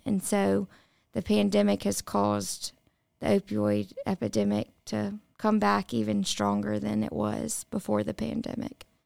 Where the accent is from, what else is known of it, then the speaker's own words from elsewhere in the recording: the Mississippi Delta, United States; I grew up in the Delta